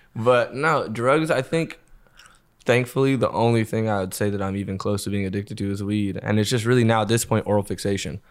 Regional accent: Los Angeles, California, United States; I grew up in L.A.

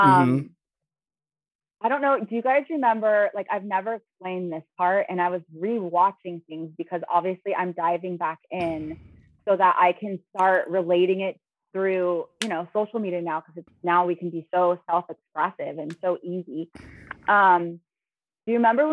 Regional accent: Los Angeles, California, United States; I come from Los Angeles, Hollywood. I have been going to like 3-4 castings a day in the industry in Hollywood

